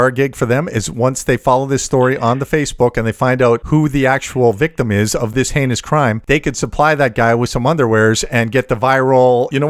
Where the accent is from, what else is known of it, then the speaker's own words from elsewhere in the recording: Canada; Very polite because we're Canadian.